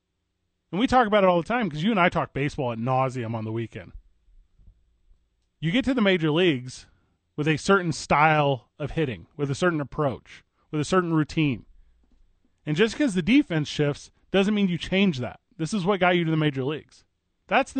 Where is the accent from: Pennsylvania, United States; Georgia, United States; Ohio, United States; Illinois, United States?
Illinois, United States; right outside St. Louis; now in Albuquerque, United States; I grew up in Illinois right outside of St. Louis, Missouri